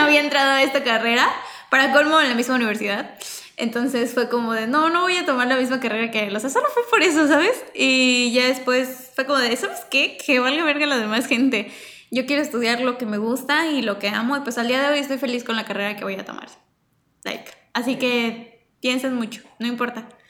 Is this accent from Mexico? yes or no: yes; Mexico; como diría yo como cultura mexicana